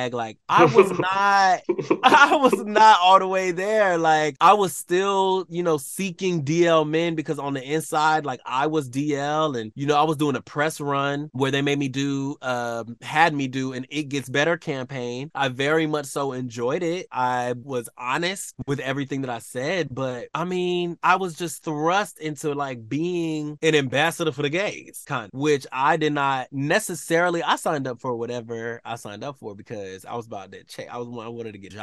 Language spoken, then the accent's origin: English; Atlanta, Georgia, United States; we grew up in Atlanta